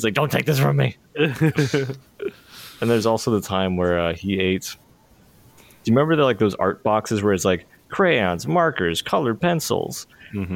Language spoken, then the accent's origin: English; Pennsylvania, United States; growing up in Pennsylvania